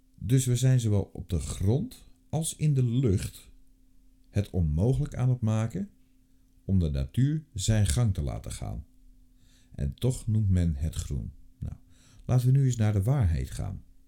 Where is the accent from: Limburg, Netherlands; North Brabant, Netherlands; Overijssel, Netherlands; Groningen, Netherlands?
North Brabant, Netherlands; ik kom zelf uit Brabant